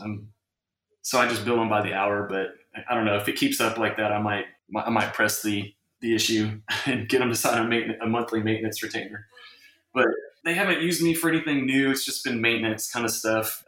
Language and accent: English; Round Rock, Texas, United States; Round Rock is just north of that, and that's where I went to high school and kind of grew up as a kid